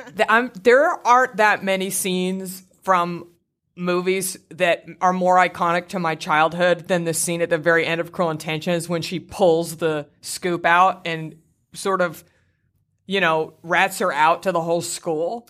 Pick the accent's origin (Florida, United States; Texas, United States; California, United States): Texas, United States; Garland; my hometown of Garland, Texas